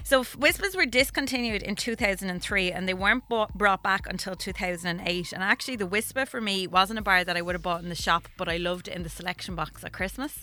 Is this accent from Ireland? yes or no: yes; Wexford, Leinster, Ireland; I'm from Wexford